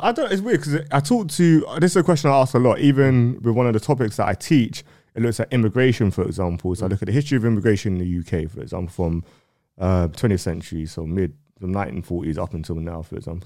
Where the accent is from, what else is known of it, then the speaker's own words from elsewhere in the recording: London, United Kingdom; me growing up in North